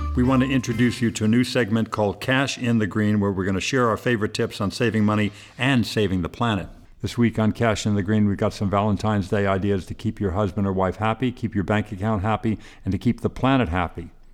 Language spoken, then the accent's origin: English; Ireland; I'm from the old sod. I'm from Ireland